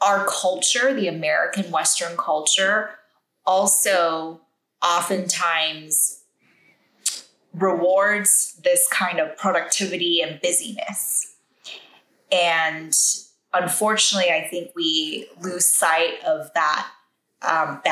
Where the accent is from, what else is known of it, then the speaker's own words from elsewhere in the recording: Taiwan; I grew up in Taiwan.